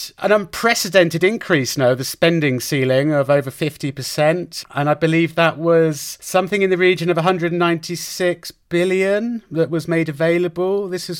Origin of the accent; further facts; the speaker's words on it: Oxford, South East England, United Kingdom; moved away as an adult; now in Spain; back in the UK in my hometown in Oxford